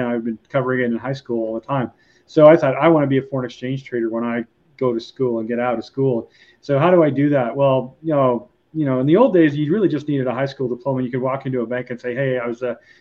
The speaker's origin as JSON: {"language": "English", "region": "Alberta", "country": "Canada", "tie": "born or raised there", "also_born_or_lived": "Eastern Canada", "moved": "as an adult", "said": "I grew up in Alberta"}